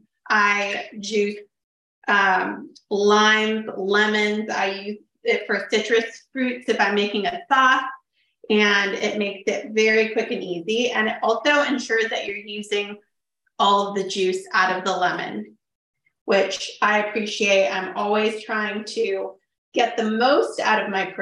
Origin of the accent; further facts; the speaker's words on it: Sacramento, California, United States; also born or lived in Woodland, California; I am from Sacramento, born and raised